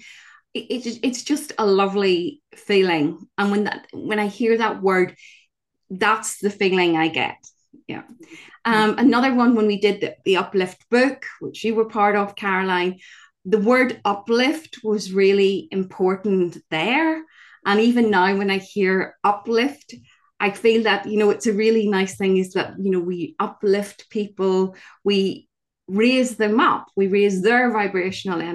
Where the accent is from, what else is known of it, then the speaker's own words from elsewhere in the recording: Northern Ireland, United Kingdom; I grew up in Northern Ireland in the middle of the Troubles